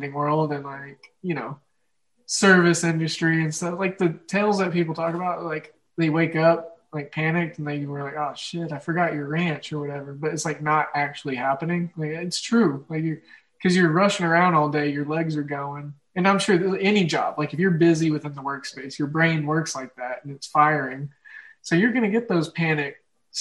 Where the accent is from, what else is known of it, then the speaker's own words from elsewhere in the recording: Oklahoma, United States; accent: Midwest, Oklahoma drawl; Mine is just the Midwest and this, especially Oklahoma. There's a certain like drawl.